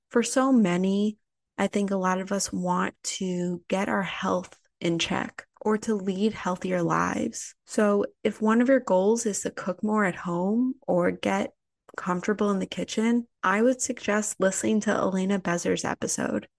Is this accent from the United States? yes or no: yes; Highland Park, Illinois, United States; my hometown of Highland Park, Illinois